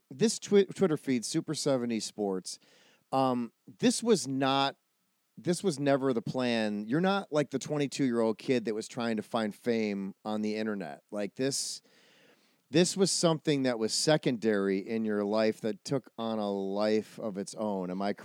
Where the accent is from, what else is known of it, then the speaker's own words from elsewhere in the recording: Midwest, United States; So, but that also, you know, I'm a Midwesterner as well.